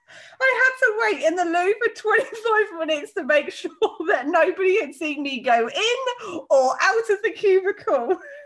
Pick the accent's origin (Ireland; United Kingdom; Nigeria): United Kingdom; I'm so British